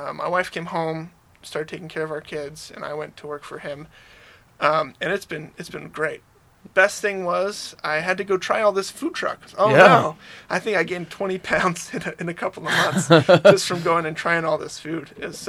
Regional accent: Alabama, United States; now in Utah, United States; From Alabama.

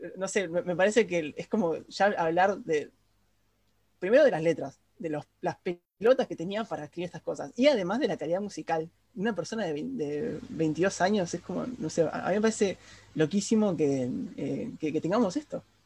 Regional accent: Argentina; todos los argentinos que no somos porteños

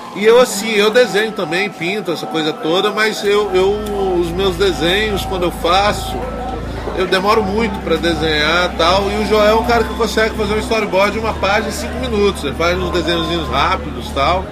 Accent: Brazil; Eu divulgo o Brasil, sempre estou falando da minha terra tal, e da cultura brasileira

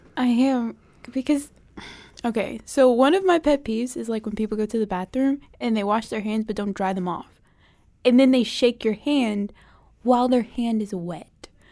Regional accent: Charlotte, North Carolina, United States; my hometown is Charlotte, North Carolina.

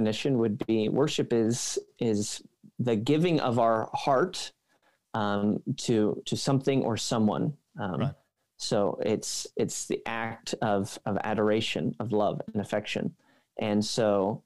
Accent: Pennsylvania, United States; moved away as an adult; also born or lived in Philadelphia / California; now in Michigan, United States; I'm actually from Pennsylvania

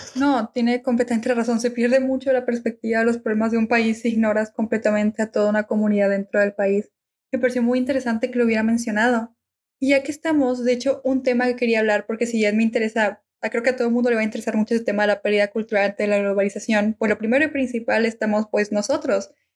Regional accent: Argentina; now in Mexico; soy argentina

